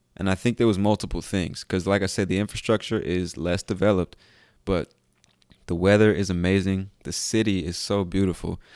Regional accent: United States; I'm an American

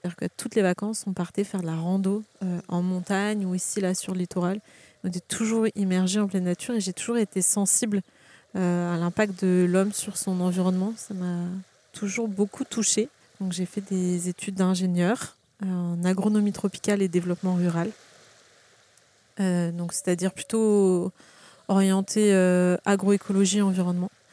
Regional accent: Carqueiranne, Provence-Alpes-Côte d'Azur, France; also born or lived in Hyères; je suis née à Hier, j'ai grandi à Carcane, une petite ville à côté. Euh, j'ai été au collège, au lycée à Hier

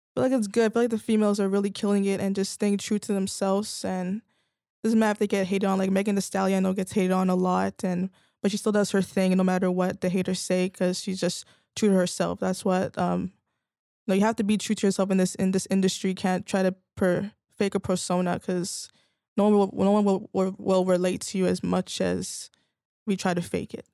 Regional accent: Vaughan, Ontario, Canada; I actually grew up in Vaughan

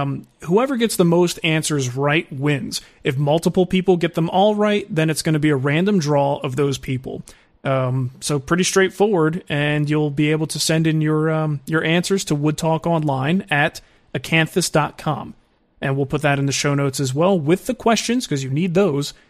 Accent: New Jersey, United States; I'm from Jersey

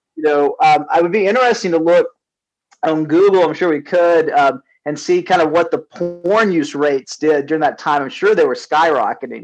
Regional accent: Southeast, United States; moved away as an adult; also born or lived in California; now in Atlanta, United States; we grew up in the Southeast

